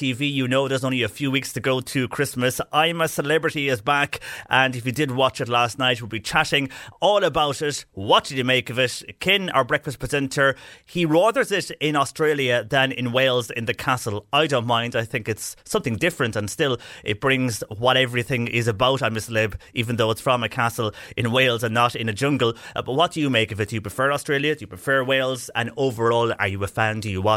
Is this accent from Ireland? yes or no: yes; Bandon, Munster, Ireland; when I was growing up in Bandon